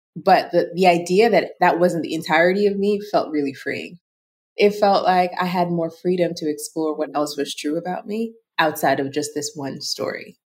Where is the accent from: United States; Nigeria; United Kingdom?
Nigeria; Lagos; I was raised in Lagos, Nigeria